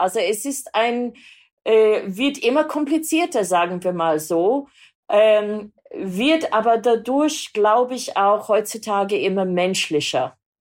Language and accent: German; Sydney, New South Wales, Australia; born or raised there; German is a second language; moved away